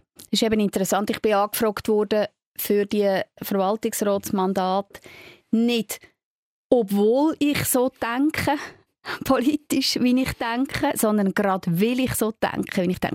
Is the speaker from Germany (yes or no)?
no; Switzerland; für uns in der Schweiz mit unserer direkten Demokratie